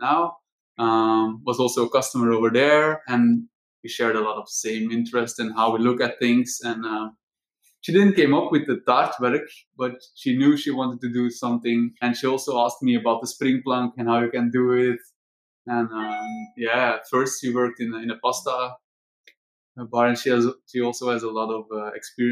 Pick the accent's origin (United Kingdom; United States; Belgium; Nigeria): Belgium; Dendermonde, Flanders; I'm from Dendermonde.